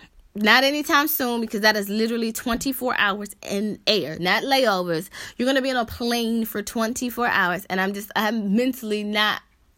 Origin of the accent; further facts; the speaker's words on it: United States; a lot of the perception of Americans is that we are entitled